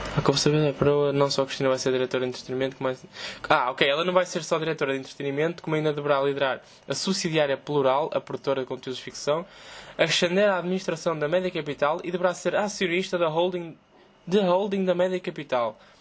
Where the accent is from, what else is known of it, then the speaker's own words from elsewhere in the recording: Portugal; Eu sou português.